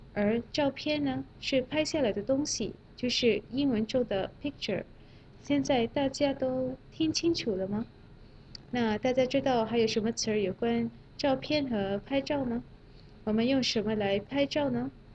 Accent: Malaysia; Chinese is a second language; moved away; 我是来自马来西亚的

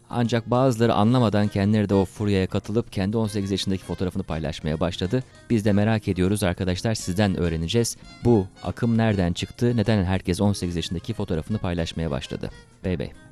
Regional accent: Turkey; now in China

